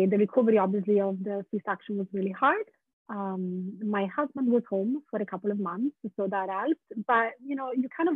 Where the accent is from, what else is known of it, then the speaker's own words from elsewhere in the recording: Italy; English is a second language; moved away as an adult; also born or lived in London / San Francisco; now in Portland, United States; I was born in Italy. I was born and raised